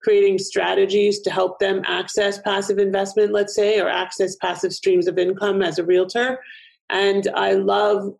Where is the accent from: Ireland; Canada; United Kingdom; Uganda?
Canada; Toronto, Ontario; now in Florida, United States; I'm originally from Toronto, a little bit north of you, probably a little bit east